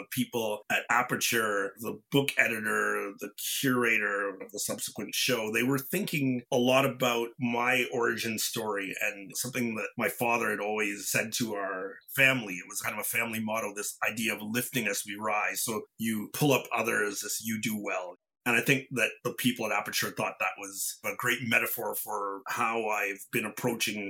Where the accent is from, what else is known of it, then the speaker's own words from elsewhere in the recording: Windsor, Ontario, Canada; now in Toronto, Canada; Windsor was a great place, not just because it was my hometown